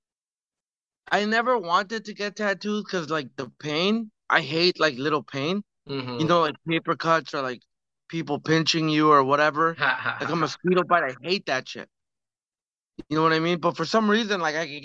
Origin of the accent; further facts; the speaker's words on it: Calgary, Alberta, Canada; also born or lived in Toronto; now in Vancouver, Canada; I grew up in Calgary